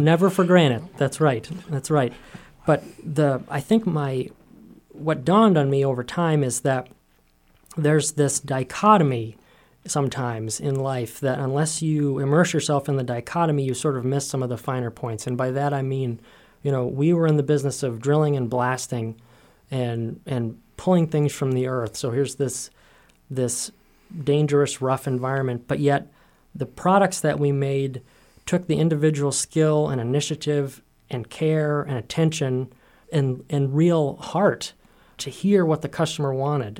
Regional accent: Willimantic, Maine, United States; growing up in Willimantic

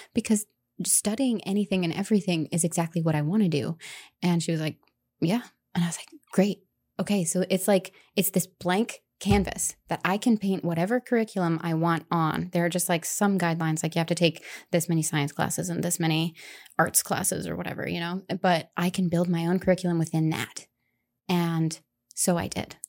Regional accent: Indiana, United States; moved away as an adult; also born or lived in Denver, Colorado; now in Ellsworth, United States; I'm originally from Indiana. um, rural Indiana, middle of cornfield Indiana

